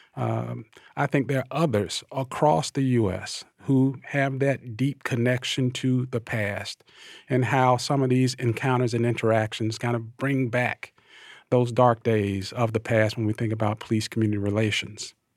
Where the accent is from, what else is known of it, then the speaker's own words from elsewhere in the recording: Thomasville, Georgia, United States; I'm an African-American male, born and raised in Thomasville, Georgia, the Deep South